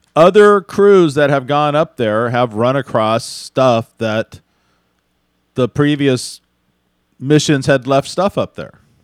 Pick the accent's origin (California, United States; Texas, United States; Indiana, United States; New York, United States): Texas, United States; Houston; I grew up in Houston